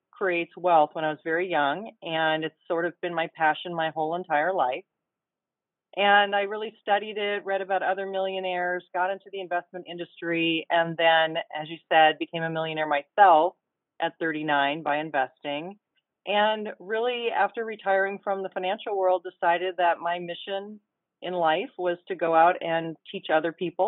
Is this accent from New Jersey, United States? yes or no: no; Mercer Island, Washington, United States; the island where I grew up on Mercer Island near Seattle